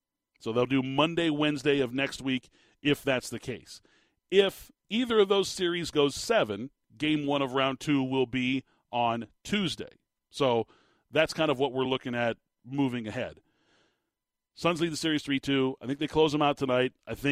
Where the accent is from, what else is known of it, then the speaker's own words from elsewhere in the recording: Tucson, Arizona, United States; moved away as an adult; now in Phoenix, United States; up here in Phoenix, people know I'm from Tucson, that I spend a lot of time down there. I work a lot down there.